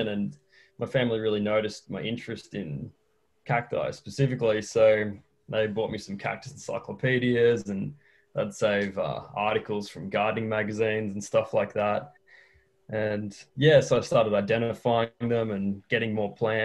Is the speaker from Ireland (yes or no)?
no; Australia; now in Chile; I'm an Australian who's living in Chile.